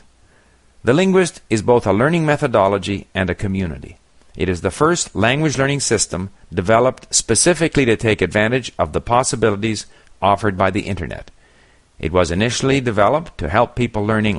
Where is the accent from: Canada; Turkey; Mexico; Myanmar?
Canada; Montreal, Quebec; moved away as an adult; also born or lived in Paris / Hong Kong / Japan; I grew up in Montreal